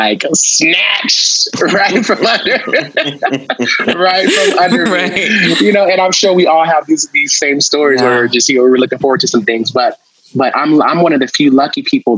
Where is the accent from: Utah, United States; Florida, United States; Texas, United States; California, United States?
California, United States; Los Angeles; I'm from Los Angeles